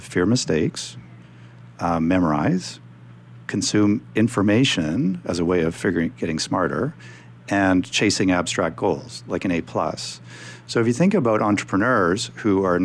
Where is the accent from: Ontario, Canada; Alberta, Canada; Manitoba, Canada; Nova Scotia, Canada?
Alberta, Canada; I come from Alberta in Canada, so I'm kind of meat and potatoes